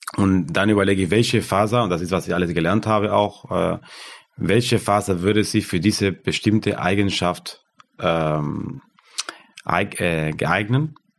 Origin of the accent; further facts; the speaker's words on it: Argentina; German is a second language; moved away as an adult; now in Germany; Und ich komme aus Argentinien, aus, aus dem Land